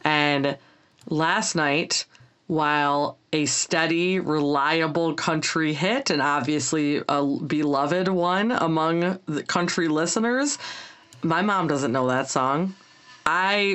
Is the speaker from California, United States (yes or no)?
no; Michigan, United States; I'm from Michigan